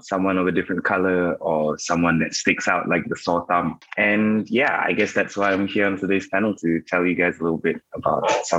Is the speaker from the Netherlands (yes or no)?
no; Malaysia; I'm from Malaysia, and I travel around the world for my work.